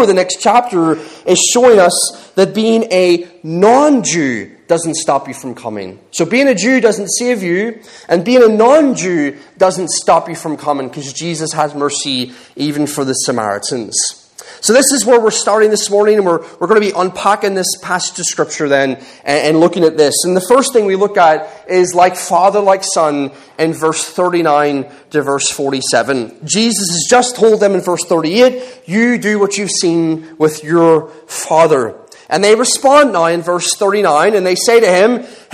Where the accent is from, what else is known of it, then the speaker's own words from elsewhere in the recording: Ireland; moved away as an adult; now in England, United Kingdom; I'm Irish